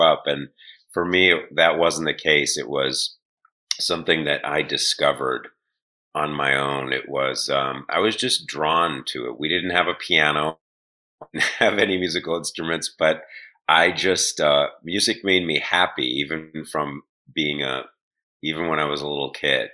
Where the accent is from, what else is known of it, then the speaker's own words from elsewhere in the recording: Shaker Heights, Ohio, United States; I grew up in Cleveland, suburb of Cleveland, called Shaker Heights